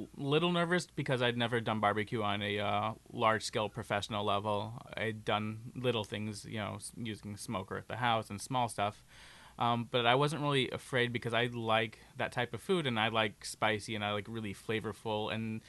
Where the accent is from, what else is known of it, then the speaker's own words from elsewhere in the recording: Arkansas, United States; Growing up in Arkansas